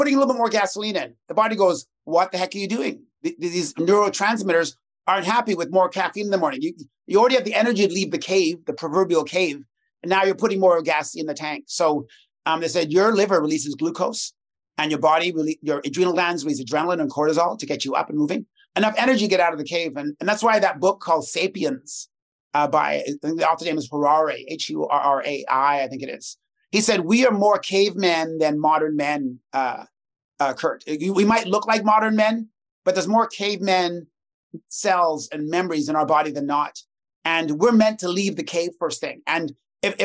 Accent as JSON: {"language": "English", "town": "Toronto", "region": "Ontario", "country": "Canada", "said": "I'm from Toronto"}